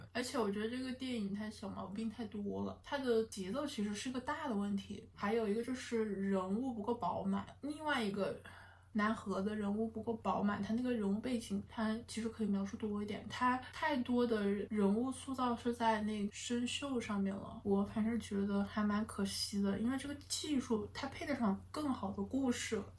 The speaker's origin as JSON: {"language": "Chinese", "country": "China", "said": "而不是说我们中国人怎么怎么样"}